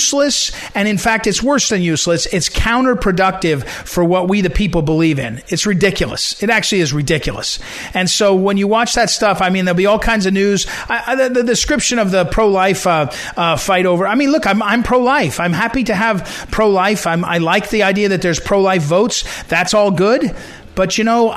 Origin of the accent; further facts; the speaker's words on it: Missouri, United States; I come from Missouri. We are the Show Me State